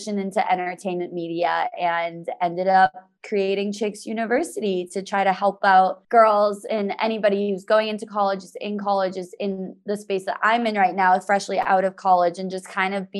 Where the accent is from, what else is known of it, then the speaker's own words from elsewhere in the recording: about 20 minutes north of Boston, Massachusetts, United States; also born or lived in Alabama; I grew up in Massachusetts. I was about 20 minutes north of Boston